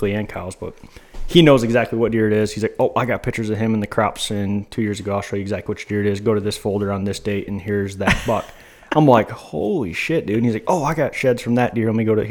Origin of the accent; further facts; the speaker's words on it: Michigan, United States; growing up in Michigan